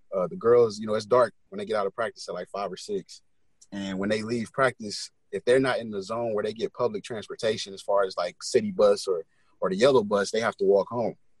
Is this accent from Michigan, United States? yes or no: no; Milwaukee, Wisconsin, United States; born or raised there; now in St. Paul, United States